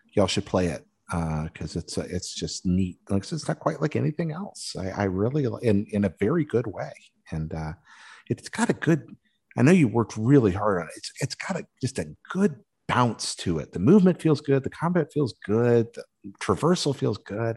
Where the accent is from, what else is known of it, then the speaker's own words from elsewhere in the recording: Western North Carolina, United States; I grew up in Western North Carolina